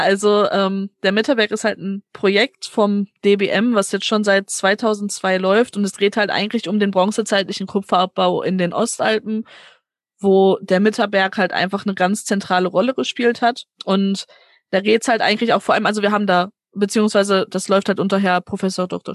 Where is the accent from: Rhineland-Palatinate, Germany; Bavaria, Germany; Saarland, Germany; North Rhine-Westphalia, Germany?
North Rhine-Westphalia, Germany; Gelsenkirchen; ich komme halt hier aus dem Ruhrgebiet auch, ne, ich bin gebürtige Gelsenkirchnerin